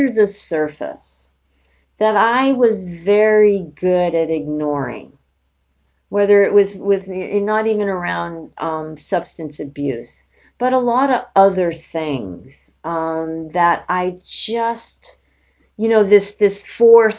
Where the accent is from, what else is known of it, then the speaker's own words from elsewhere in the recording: New York City, New York, United States; I grew up in New York City, went to high school in the South Bronx